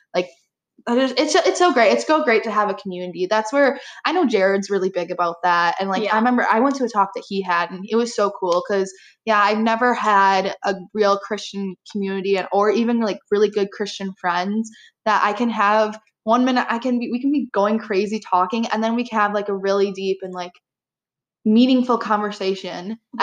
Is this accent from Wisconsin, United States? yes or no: yes; Appleton, Wisconsin, United States; moved away as an adult; now in Marquette, United States; I am from Appleton, Wisconsin